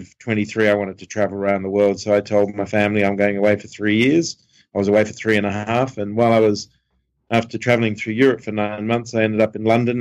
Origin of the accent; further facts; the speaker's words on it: Sydney, New South Wales, Australia; I grew up in Sydney